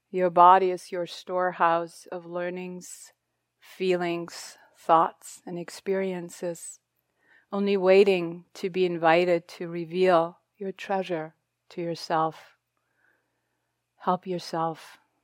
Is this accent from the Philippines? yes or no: no; Germany; English is a second language; moved away; I'm not a native English speaker. I'm German. My history, that's where I come from, where I grew up.